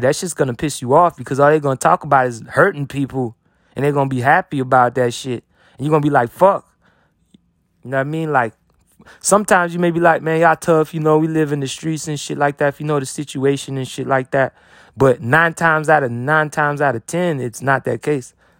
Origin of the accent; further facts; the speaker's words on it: United States; I'm an American